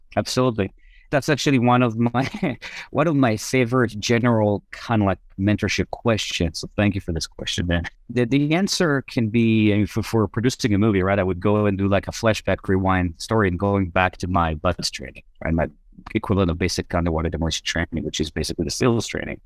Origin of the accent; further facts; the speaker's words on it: Israel; moved away; I was born and raised in Israel